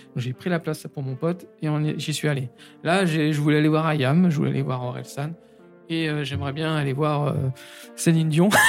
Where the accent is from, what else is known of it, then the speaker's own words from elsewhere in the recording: Saint-Denis, Île-de-France, France; je suis de Saint-Denis